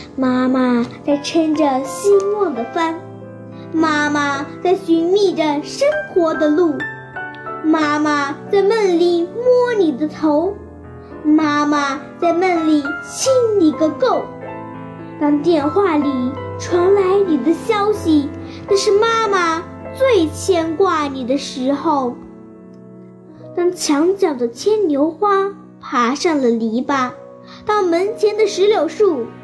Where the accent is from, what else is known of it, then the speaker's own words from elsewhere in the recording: Fugu, Shaanxi, China; 今年九岁了，我来自陕西省湖谷县第三小学三年级一班